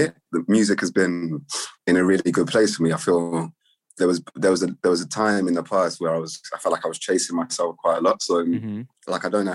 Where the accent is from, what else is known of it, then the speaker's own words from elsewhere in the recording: London, United Kingdom; also born or lived in Finsbury Park, London; I'm from Grove. I live in Finsbury Park now.